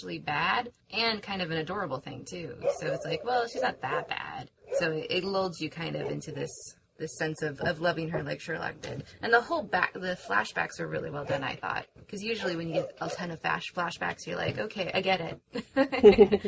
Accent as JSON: {"language": "English", "town": "Los Angeles", "region": "California", "country": "United States", "also_born_or_lived": "Iowa", "moved": "yes", "said": "I'm from East"}